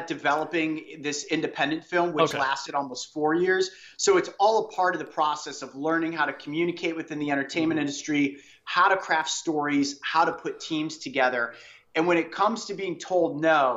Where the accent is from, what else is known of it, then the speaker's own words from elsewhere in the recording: Cleveland, Ohio, United States; I'm from Cleveland